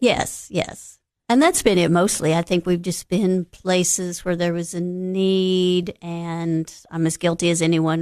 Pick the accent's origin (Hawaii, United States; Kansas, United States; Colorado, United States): Kansas, United States; Overbrook; moved away as an adult; now in Cookeville, United States; I grew up in Northeast Kansas.